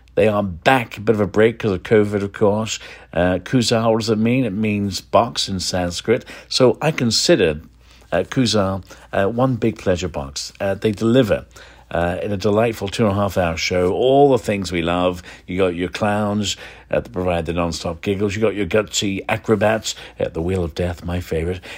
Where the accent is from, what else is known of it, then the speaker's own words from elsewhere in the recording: London, United Kingdom; now in San Francisco Bay Area, United States; from London, yep, my hometown